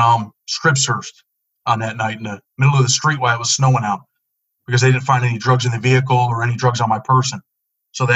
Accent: Rochester, New York, United States; I grew up in Rochester, New York, in the inner city, single mother and a younger sister.

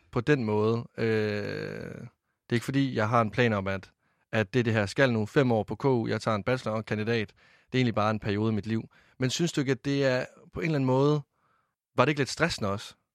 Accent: Varde, Southern Denmark, Denmark; Jeg kommer selv fra Varde

